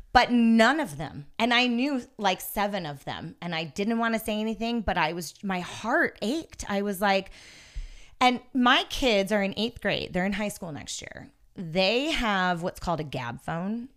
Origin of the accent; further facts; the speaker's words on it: Yosemite National Park, California, United States; I grew up in Yosemite National Park. in the actual park itself